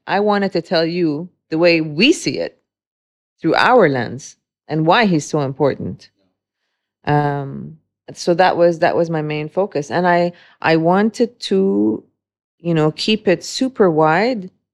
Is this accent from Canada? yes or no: no; Dubai, United Arab Emirates; also born or lived in Beirut, Lebanon; growing up in Dubai, um, for close to thirty-eight years now